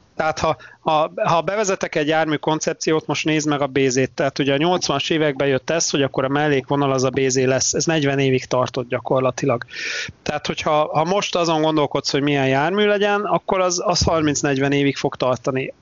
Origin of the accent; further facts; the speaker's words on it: Debrecen, Hajdú-Bihar, Hungary; saját, saját szülővárosomról, vagy, vagy majdnem szülővárosomról beszélve, a debreceni buszpályadvar